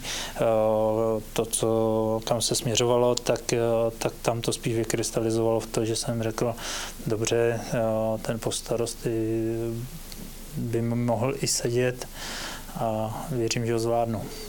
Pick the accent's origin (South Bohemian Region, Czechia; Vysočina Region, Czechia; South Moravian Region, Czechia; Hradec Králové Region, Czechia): South Bohemian Region, Czechia; Větřní; už i můj tatínek je rodilý Krumlovák a, a já teda rodilý Větřiňák